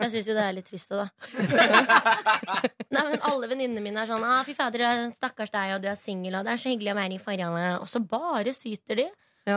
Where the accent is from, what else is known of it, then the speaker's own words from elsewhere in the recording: Oslo, Norway; Jeg er Oslo-jente, eller veldig østkanta. Jeg er fra Hauketo.